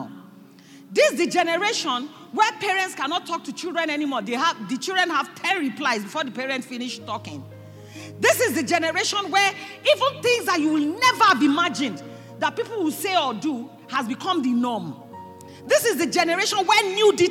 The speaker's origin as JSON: {"language": "English", "country": "Nigeria", "said": "So even Nigerians, as small as our land masses, we are larger in number than Russia"}